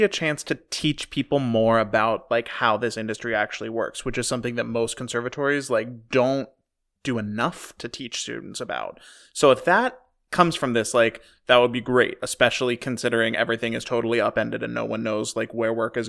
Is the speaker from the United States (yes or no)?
yes; Pittsburgh, Pennsylvania, United States; also born or lived in Chicago; Speaking of my hometown earlier, Pittsburgh